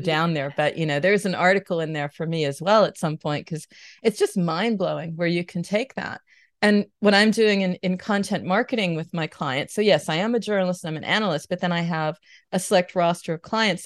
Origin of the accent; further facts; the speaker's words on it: United States; moved away as an adult; now in Germany; I'm based near Cologne. I'm American living here.